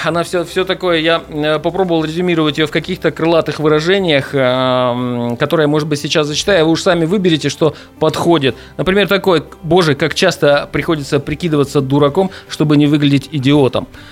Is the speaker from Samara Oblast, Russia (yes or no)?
no; Angarsk, Irkutsk Oblast, Russia; now in Irkutsk, Russia; я давно живу в Иркутске, сам я из Ангарска